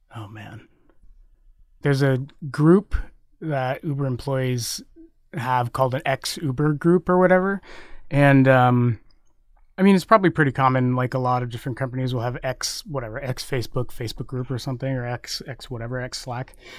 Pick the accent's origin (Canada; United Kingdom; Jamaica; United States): United States; Texas; now in San Francisco, United States; I grew up in Texas